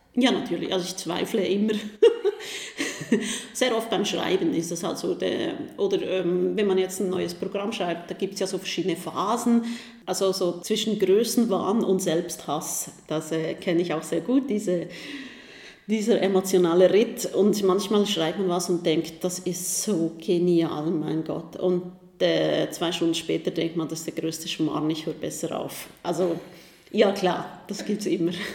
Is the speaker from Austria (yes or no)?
no; Switzerland; Als Schweizerin